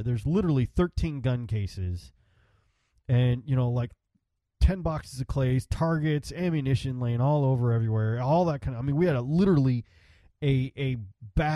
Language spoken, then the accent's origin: English; Texas, United States; also born or lived in Chicago, Illinois; I grew up in Texas, and I've been in Texas since I was 12 years old, and before that I was in Chicago